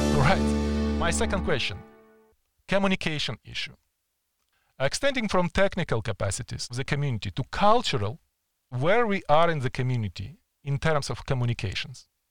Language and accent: English; Ukraine; accent: Ukrainian; also born or lived in Edmonton, Canada